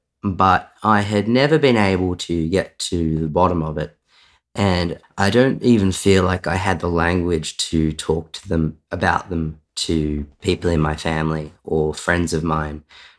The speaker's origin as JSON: {"language": "English", "town": "Sydney", "region": "New South Wales", "country": "Australia", "tie": "born or raised there", "also_born_or_lived": "Wangaratta", "said": "So I was born in Wangaratta in northeast Victoria, the state I live in. I, from the outside, had a pretty ordinary childhood, sort of, you know, middle-class family. Did most of my schooling years living in Sydney."}